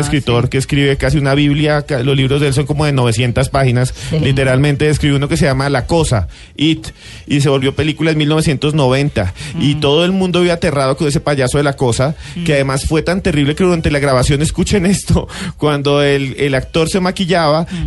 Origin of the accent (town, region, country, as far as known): Colombia